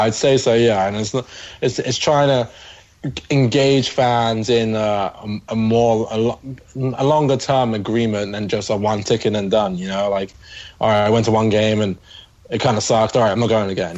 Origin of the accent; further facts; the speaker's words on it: London, United Kingdom; So yeah, I'm from the UK. I'm from London, just outside.